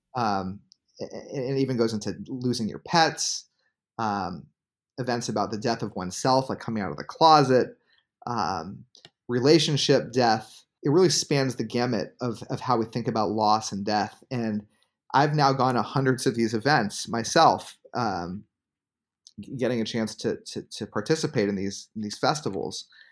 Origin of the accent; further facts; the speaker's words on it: Bay Area, California, United States; I grew up in the Bay Area